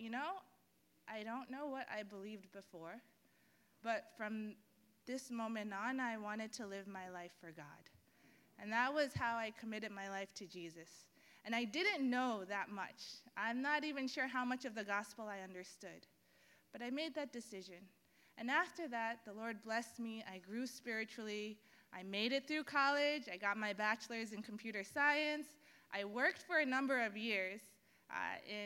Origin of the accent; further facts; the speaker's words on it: New York City, New York, United States; I was born and raised right here in Bay Ridge, Brooklyn